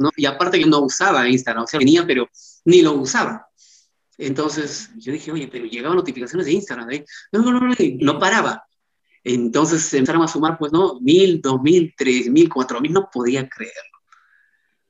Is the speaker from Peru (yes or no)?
yes; Paucartambo, Pasco, Peru; soy de Paucartambo, del departamento de Pasco, eh, tengo 36 años, tengo pues la suerte de haber nacido en ese lugar tan maravilloso